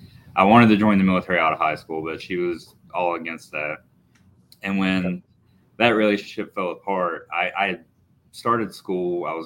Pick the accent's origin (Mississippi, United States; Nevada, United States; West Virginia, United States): West Virginia, United States; Wharton; also born or lived in Japan / California / North Carolina; So I was born and raised in Boone County, West Virginia, small town. It's called Wharton.